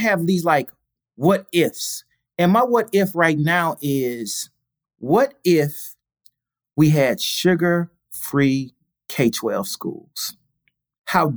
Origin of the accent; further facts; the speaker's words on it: St. Louis, Missouri, United States; I'm from St. Louis